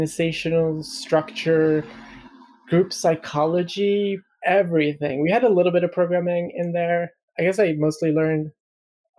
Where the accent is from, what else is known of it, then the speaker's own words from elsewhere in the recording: Sweden; moved away as an adult; also born or lived in Malmo, Sweden; now in London, United Kingdom; I'm Swedish, lived in Sweden all my life